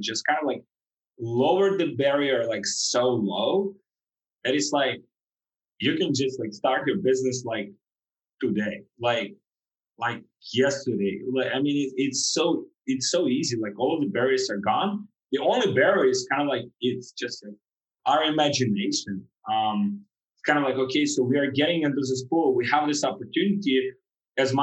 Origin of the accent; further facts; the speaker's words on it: Ukraine; moved away as an adult; also born or lived in Europe; now in Miami, United States; I'm from Ukraine originally